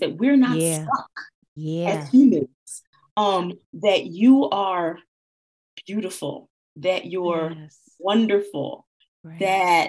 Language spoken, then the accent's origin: English; Camden, New Jersey, United States; also born or lived in Poughkeepsie, New York; I grew up in Camden, New Jersey.